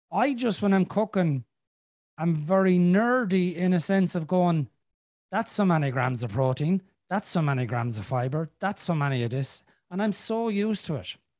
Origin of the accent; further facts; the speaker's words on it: Ireland; I'm Irish.